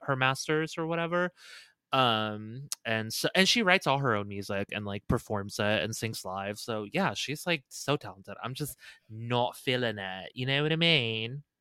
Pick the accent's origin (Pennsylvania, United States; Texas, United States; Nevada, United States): Nevada, United States; Las Vegas; we grew up, obviously, in a side of town where there were a lotta, like, bunnies and it was very open. Vegas is obviously very civilized